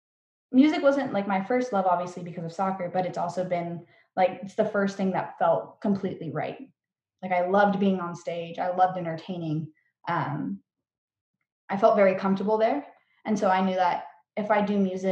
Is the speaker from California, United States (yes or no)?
yes; Norco, California, United States; I come from Norco, which is like Horsetown, USA